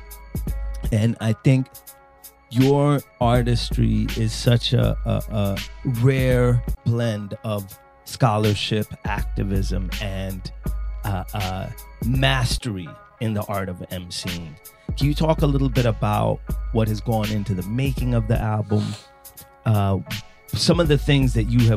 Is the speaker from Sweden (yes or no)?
yes; Sweden; moved away; I grew up in Sweden.